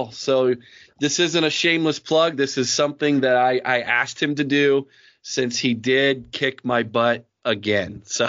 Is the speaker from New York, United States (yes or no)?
no; Mount Vernon, Ohio, United States; you were born and raised in Mount Vernon, Ohio, like me.